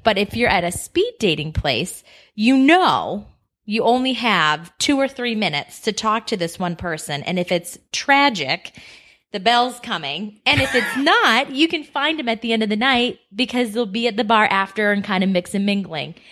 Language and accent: English; Boston, Massachusetts, United States; moved away as an adult; now in Scottsdale, Arizona, United States; I am also from Boston